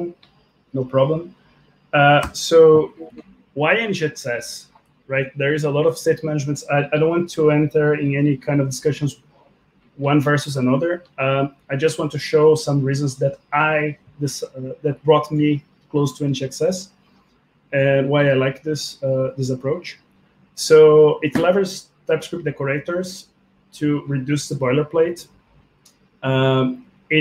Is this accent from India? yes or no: no; Brazil; also born or lived in Russia; now in Belgium; I'm from Brazil, currently living in Belgium.